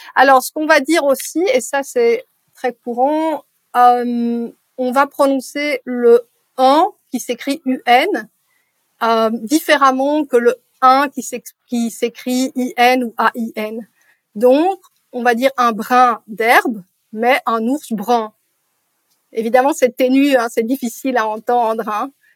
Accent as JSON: {"language": "French", "town": "Brussels", "region": "Brussels-Capital Region", "country": "Belgium", "tie": "born or raised there", "first_language": "French", "said": "je suis née à Bruxelles"}